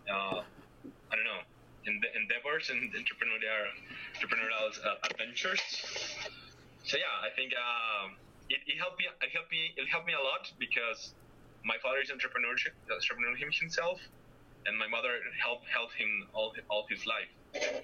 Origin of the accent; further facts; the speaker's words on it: Medellin, Antioquia, Colombia; I grew up in the Andes region, in the mountains, Medellin